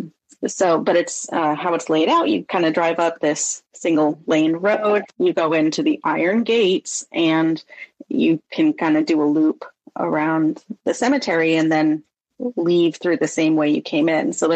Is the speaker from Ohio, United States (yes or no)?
no; Sonora, California, United States; I grew up in Sonora, California, which is like a mining town